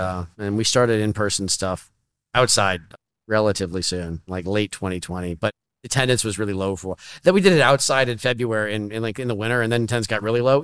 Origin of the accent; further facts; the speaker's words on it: Menlo Park, California, United States; now in Washington D.C., United States; I grew up in Menlo Parks